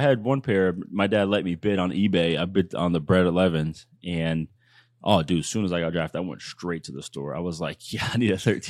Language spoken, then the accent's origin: English; East Coast, United States; I'm from the East Coast. I know what you mean, but people here think like sun means like sit your ass down.